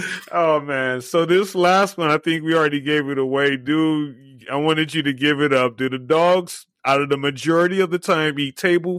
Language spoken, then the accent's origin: English; Southern California, United States; now in Las Vegas, United States; I've been out here 21 years.